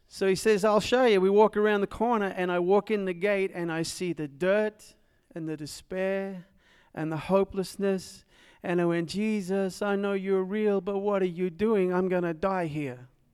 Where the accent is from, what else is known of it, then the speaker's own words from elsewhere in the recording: Nashville, Tennessee, United States; also born or lived in Dallas, Texas; As you can probably tell from my accent, I am from south of here on Nolansville Road.